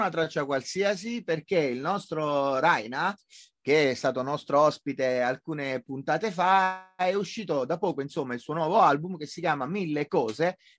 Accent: Abruzzo, Italy; io sono abruzzese.

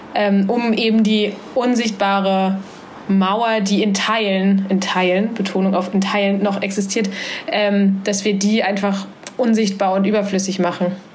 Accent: Halle, Saxony-Anhalt, Germany; moved away as an adult; now in Hamburg, Germany; Ich bin in Halle an der Saale groß geworden

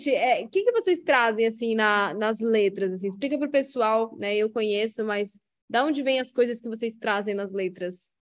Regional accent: Brazil; acho que não é que nossa pronúncia é escrota, é que é um brasileiro falando inglês, e eu acho isso rico.

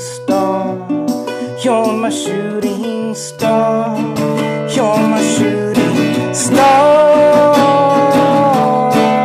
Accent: California, United States; moved away as an adult; now in Pennsylvania, United States; I was born in Pennsylvania, but when I was three, my folks moved to California. Mm-hmm. So it's like, I feel, since I spent 3 to 21 out there, I feel very Californian

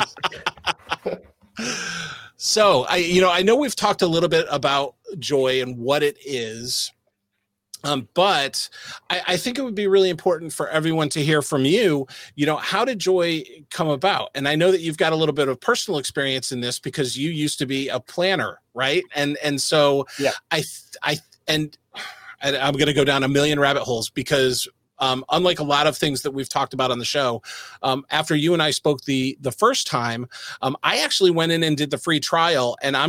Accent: United States; I'm an American

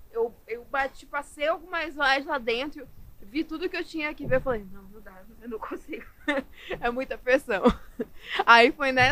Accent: Manaus, Amazonas, Brazil; Sou, sou é, de Manaus, é sou nascida e na terrinha. Manaus é raiz.

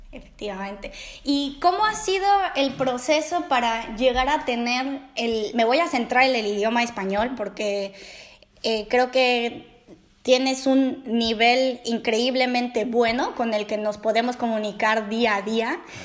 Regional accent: Mexico; moved away as an adult; now in Netherlands; una mexicana viviendo en Holanda

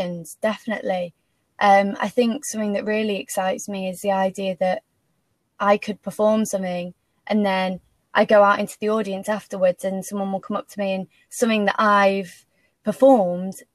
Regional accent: Macclesfield, North West England, United Kingdom; moved away as an adult; now in London, United Kingdom; I went home. I'm from Macclesfield. So I went home for like 6 months at the start.

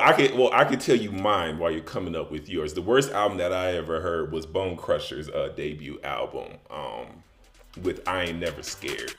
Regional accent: Chicago, Illinois, United States; moved away as an adult; also born or lived in Las Vegas; I'm originally from Chicago

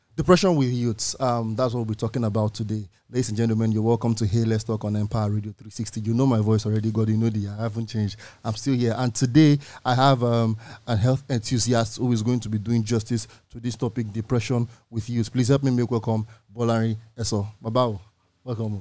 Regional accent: Nigeria; individually as Nigerians

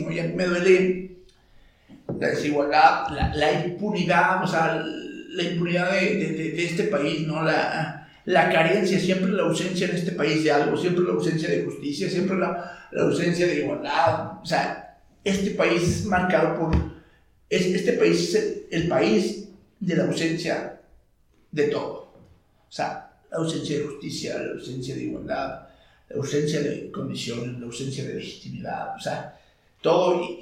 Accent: Mexico; Me formó como ciudadano, como mexicano

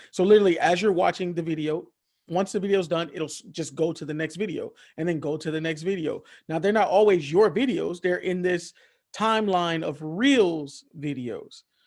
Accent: Miami, Florida, United States; I'm not from Florida. I'm from Miami. Miami, that's in Dade County

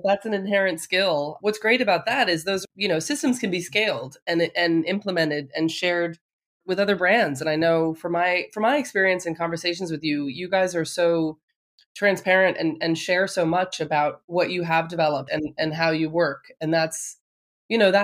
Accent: United States; growing up in America

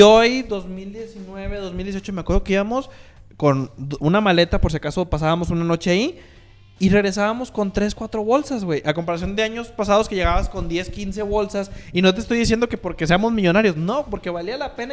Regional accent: Monterrey, Nuevo León, Mexico; como un norteño común y corriente y un norteño que se respeta, pues uno procura ir a Estados Unidos

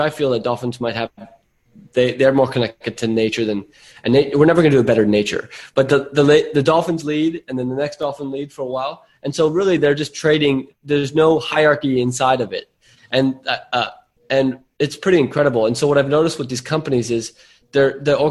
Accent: Silicon Valley, California, United States; now in Byron Bay, Australia; I grew up in Silicon Valley, so this is in my blood.

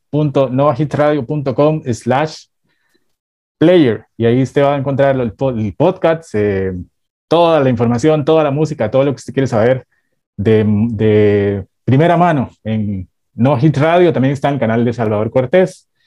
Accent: Bogotá, Colombia; now in New York, United States; Soy de Bogotá, Colombia. De Bogotá.

